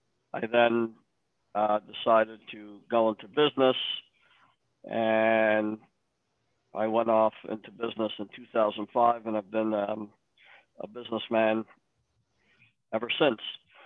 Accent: Detroit, Michigan, United States; I am from Detroit, born and bred here, 43 years old, married, 6 children

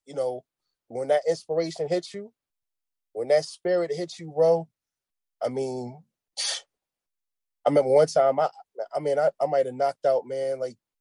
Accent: New York, United States; moved away; I'm from New York, but I'm not in New York

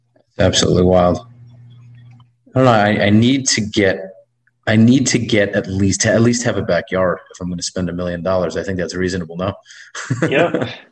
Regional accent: New York City, New York, United States; moved away; I grew up in Brooklyn most of my life

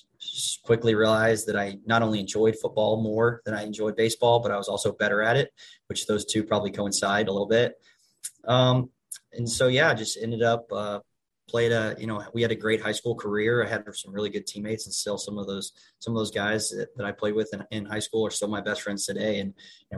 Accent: Spring, Texas, United States; moved away as an adult; I'm from Spring, Texas. I went to high school at Klein Oak High School

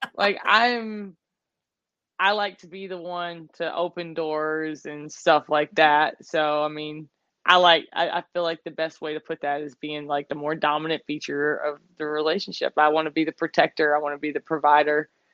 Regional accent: the South, United States; growing up in the South

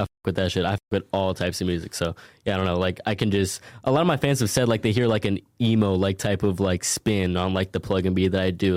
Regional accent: Minneapolis, Minnesota, United States; I'm from originally Minneapolis, Minnesota

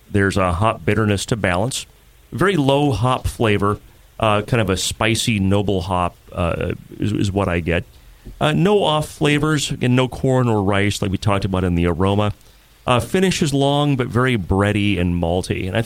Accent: Bridger, Montana, United States; Bridger, Montana.

